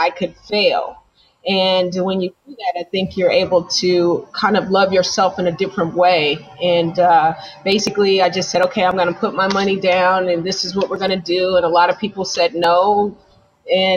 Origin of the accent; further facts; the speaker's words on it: Las Vegas, Nevada, United States; now in Bay Area, United States; I'm from Las Vegas, and so we didn't really have sex stores there or that I knew